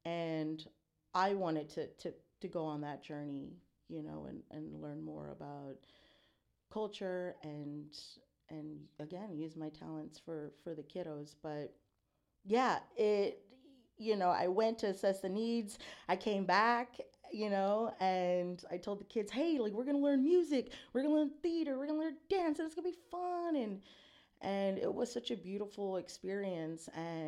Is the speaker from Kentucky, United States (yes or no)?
no; San Antonio, Texas, United States; you know, growing up in San Anto, beautiful, beautiful community, a lot of culture. But I grew up in a way where it was like try to assimilate, you know, in the white spaces.